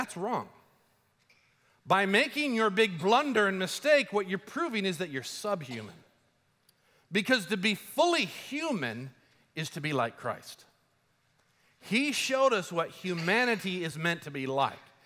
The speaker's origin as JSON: {"language": "English", "country": "Colombia", "tie": "born or raised there", "moved": "yes", "said": "I grew up in Colombia"}